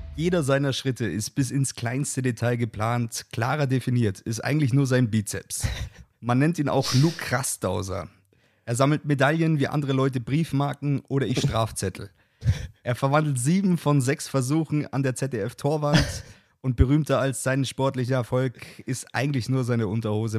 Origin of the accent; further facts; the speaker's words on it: Bavaria, Germany; ich komme aus Bayern